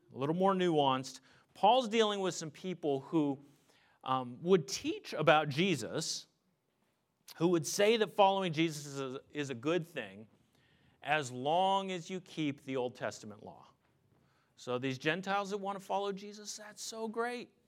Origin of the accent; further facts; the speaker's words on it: Pennsylvania, United States; I grew up in Pennsylvania